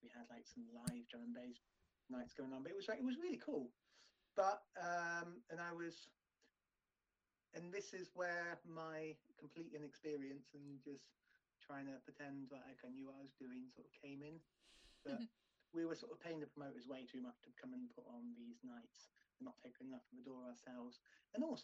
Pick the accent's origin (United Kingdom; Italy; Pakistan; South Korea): United Kingdom; near Taunton, South West England; which was down in Taunton, which was, you know, really near to my hometown.